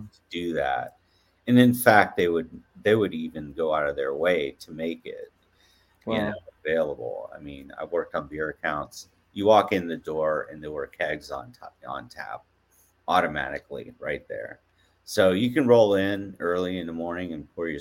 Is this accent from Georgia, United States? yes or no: yes; Atlanta, Georgia, United States; moved away as an adult; also born or lived in Portland; growing up in Atlanta, you're used to the sun, you're used to mild temperature